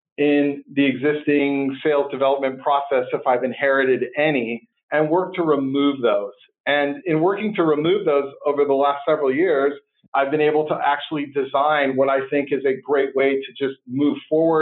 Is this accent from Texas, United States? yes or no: no; Santa Cruz, California, United States; also born or lived in Berkeley, California; I was born in Berkeley and raised in Santa Cruz